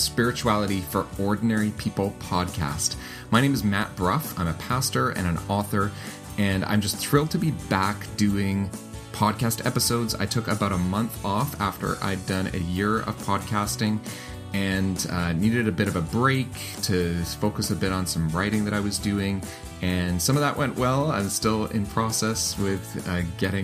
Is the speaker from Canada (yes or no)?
yes; Canada; I'm Canadian